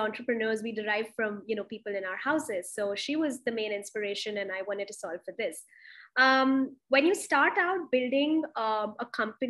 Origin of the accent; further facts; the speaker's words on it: Delhi, India; moved away; also born or lived in Mumbai / Pune; in Delhi. I'm originally from there, but I've also been in Bombay, Pune.